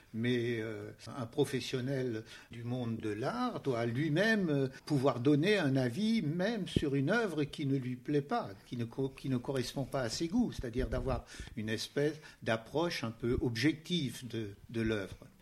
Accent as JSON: {"language": "French", "town": "Strasbourg", "region": "Grand Est", "country": "France", "said": "Je suis strasbourgeois et à Strasbourg, il y avait bien entendu des musées"}